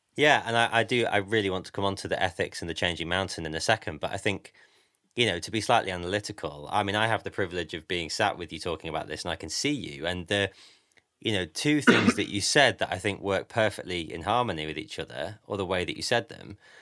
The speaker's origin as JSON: {"language": "English", "town": "Grimsby", "region": "Yorkshire and the Humber", "country": "United Kingdom", "said": "I'm from Grimsby."}